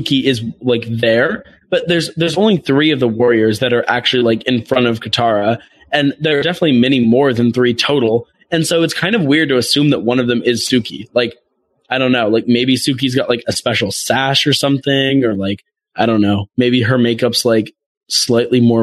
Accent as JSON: {"language": "English", "country": "United States", "said": "I feel like I have Simone Biles pride as an American"}